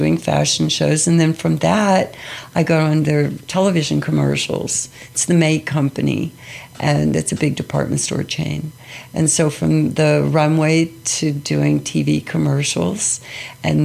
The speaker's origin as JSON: {"language": "English", "town": "Pittsburgh", "region": "Pennsylvania", "country": "United States", "tie": "born or raised there", "said": "I grew up in Pittsburgh"}